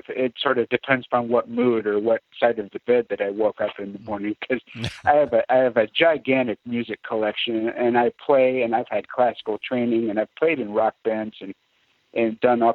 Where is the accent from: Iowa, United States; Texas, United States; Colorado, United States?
Iowa, United States; Ames; we're from Ames, which is not that far from Clear Lake